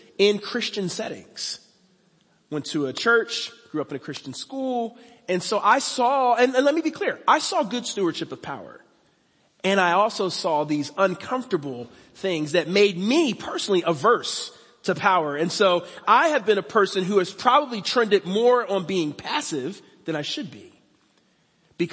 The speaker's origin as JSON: {"language": "English", "town": "Philadelphia", "region": "Pennsylvania", "country": "United States", "tie": "born or raised there", "moved": "as an adult", "lives_now": "Cincinnati, United States", "said": "I didn't grow up in Cincinnati. I grew up in Philadelphia. That's my home. But Cincinnati is now my home. I live here, and I love it. I've been in Cincinnati for over 22 years"}